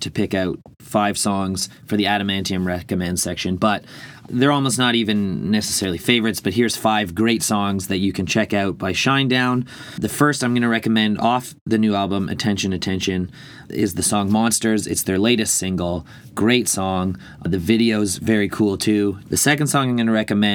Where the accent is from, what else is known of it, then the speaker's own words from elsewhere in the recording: Ireland; being Irish